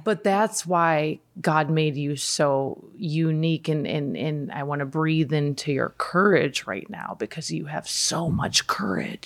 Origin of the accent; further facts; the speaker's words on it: Midwest, United States; moved away; I grew up in the Midwest.